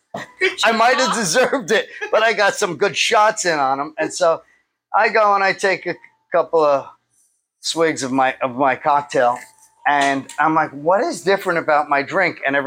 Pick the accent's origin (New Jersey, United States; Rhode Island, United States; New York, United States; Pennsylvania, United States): New York, United States; New York City; I grew up in Bay Ridge, Brooklyn.